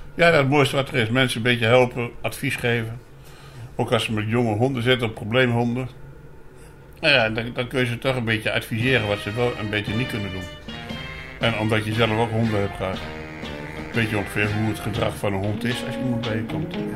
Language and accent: Dutch; Apeldoorn, Gelderland, Netherlands; also born or lived in Winterswijk; Ik ben geboren in Apeldoorn, opgegroeid in, in eh, Winterswijk. Daar heb ik gewoond tot mijn zesde. Toen weer teruggegaan naar Apeldoorn. En sinds die tijd woon ik hier